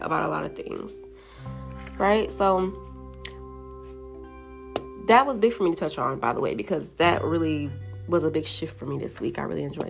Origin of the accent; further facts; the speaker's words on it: Jamaica; I'm Jamaican